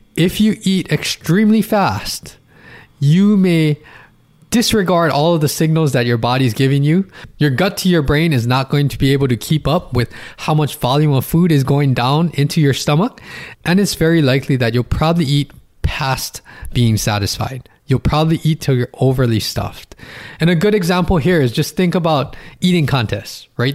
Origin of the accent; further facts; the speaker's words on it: Hawaii, United States; I'm from Hawaii